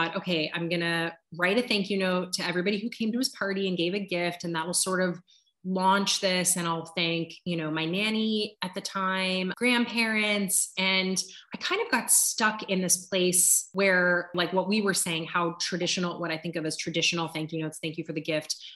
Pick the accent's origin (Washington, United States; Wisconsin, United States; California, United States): California, United States; Southern; moved away; my hometown in Southern California